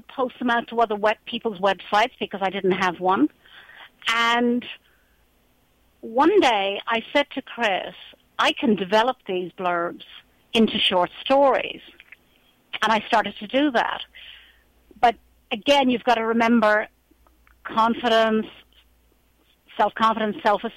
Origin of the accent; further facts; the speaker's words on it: Ireland; moved away as an adult; this Irish woman who walks the valley